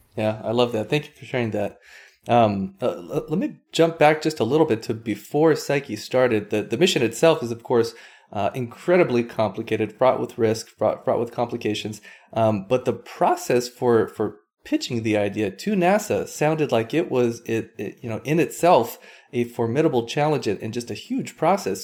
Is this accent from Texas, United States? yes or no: no; Hawaii, United States; I grew up on Hawaii